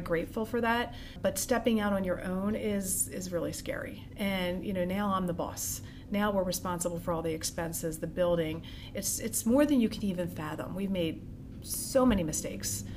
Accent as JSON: {"language": "English", "town": "Norristown", "region": "Pennsylvania", "country": "United States", "tie": "born or raised there", "also_born_or_lived": "Hawaii / Conshohocken", "said": "I originally am from the Norristown area. I was born in Hawaii, my parents moved to back here to Conshohocken and then Norristown"}